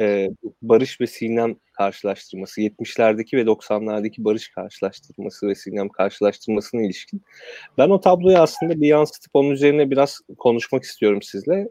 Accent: Kırıkkale, Turkey; Kırıkkale'de doğdum, büyüdüm.

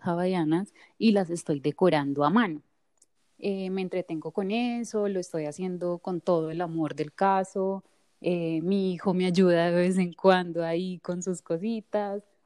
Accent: Colombia; moved away as an adult; now in Florida, United States; yo soy colombiana, eh, vivo hace poco acá

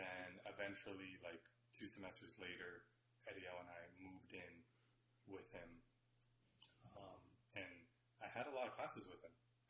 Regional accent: San Antonio, Texas, United States; So everyone's saying where they're from. And we both said we're from San Antonio.

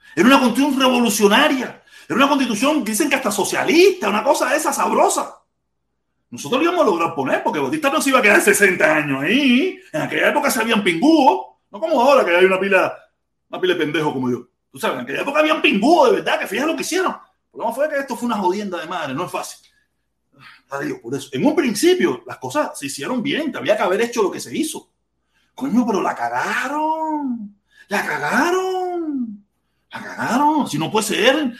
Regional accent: Cuba; now in United States

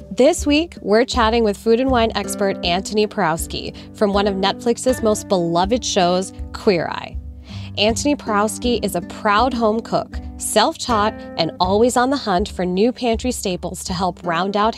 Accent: India; also born or lived in Canada / Singapore / New Jersey, United States; after I was born, I grew up in India and Singapore and oddly New Jersey and then went to college at like Indiana University and then Chicago. So I kind of been all over, but Canadian at heart.

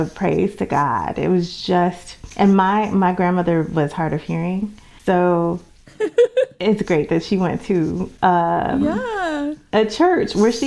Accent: New York City, New York, United States; I'm from the Bronx originally, only child, brought up by two loving parents

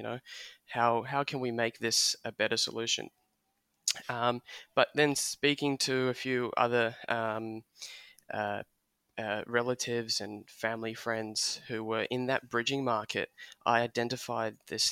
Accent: Australia; I'm first generation Australian. My parents immigrated from Soviet Union.

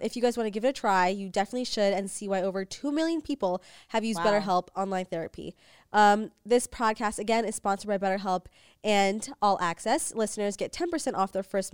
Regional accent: New York City, New York, United States; now in Los Angeles, United States; We're from New York.

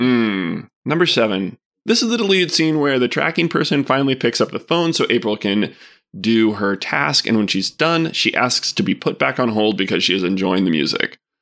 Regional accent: Arkadelphia, Arkansas, United States; I grew up together in Arkadelphia

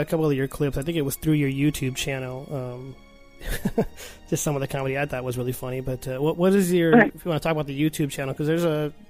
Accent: Arizona, United States; we're from Arizona

